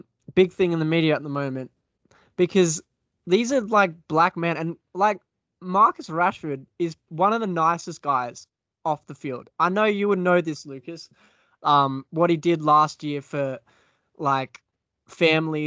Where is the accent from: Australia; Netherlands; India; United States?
Australia; as an Aussie